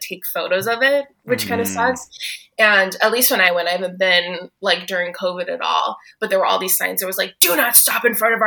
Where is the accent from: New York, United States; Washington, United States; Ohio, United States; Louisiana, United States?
Ohio, United States; Cleveland; I'm from Cleveland